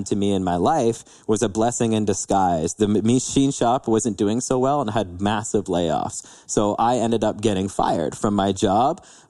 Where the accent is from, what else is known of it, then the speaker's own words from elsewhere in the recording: London, Ontario, Canada; born and raised in London, Ontario